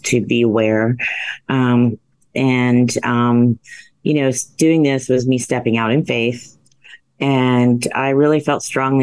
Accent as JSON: {"language": "English", "region": "central Ohio", "country": "United States", "tie": "born or raised there", "said": "I grew up in the Midwest, central Ohio. We had a family farm"}